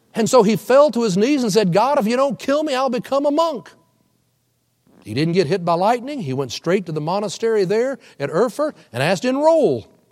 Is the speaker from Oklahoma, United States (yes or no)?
yes; Oklahoma, United States; we're all from Oklahoma